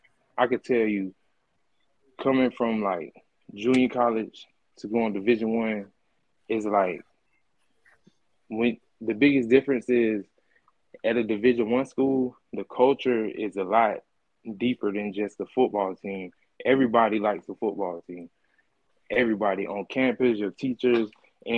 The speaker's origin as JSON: {"language": "English", "region": "Florida", "country": "United States", "said": "I'm from Florida"}